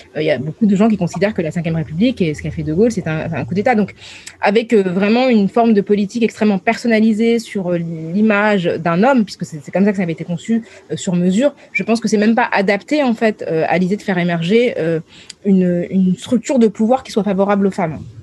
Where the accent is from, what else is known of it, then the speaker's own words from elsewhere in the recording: France; je suis une française des années 2000